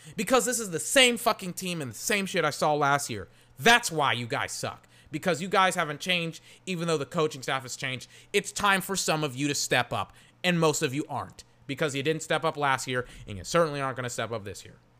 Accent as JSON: {"language": "English", "town": "Georgetown", "region": "Texas", "country": "United States", "tie": "born or raised there", "moved": "yes", "said": "I'm from Georgetown, Texas, and there's like a Little Caesars that came there, like, in some of my final years in high school"}